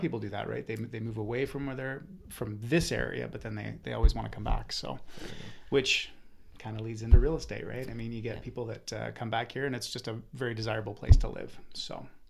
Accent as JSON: {"language": "English", "town": "Calgary", "region": "Alberta", "country": "Canada", "tie": "born or raised there", "also_born_or_lived": "Okanagan, British Columbia / Kelowna", "moved": "yes", "lives_now": "Vernon, Canada", "said": "I was born and raised in Calgary. Moved out to the Okanagan in '94"}